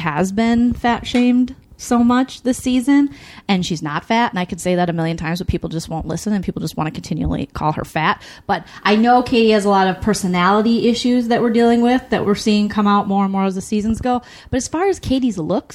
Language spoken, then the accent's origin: English; Midwest, United States; I'm from the Midwest.